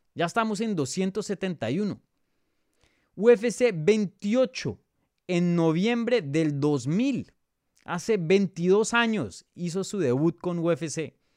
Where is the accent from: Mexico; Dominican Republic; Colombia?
Colombia; Bogotá; now in United States; yo soy de Bogotá, yo soy nacido, criado en Bogotá, pero hoy día vivo en los Estados Unidos